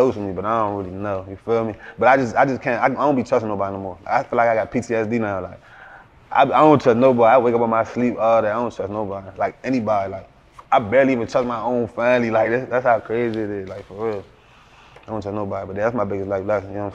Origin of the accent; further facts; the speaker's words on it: Woodbridge, Virginia, United States; also born or lived in Maryland; I'm from Woodbridge